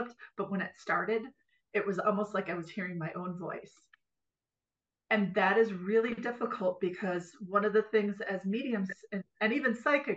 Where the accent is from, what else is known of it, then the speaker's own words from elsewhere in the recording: Green Bay, Wisconsin, United States; I'm from Green Bay originally.